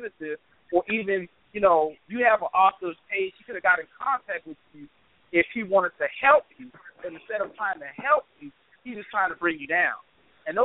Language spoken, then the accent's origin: English; Charleston, United States; when I was growing up in Charleston